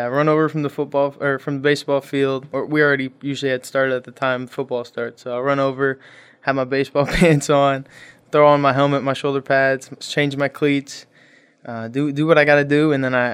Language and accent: English; Toledo, Ohio, United States; I'm from Toledo, Ohio.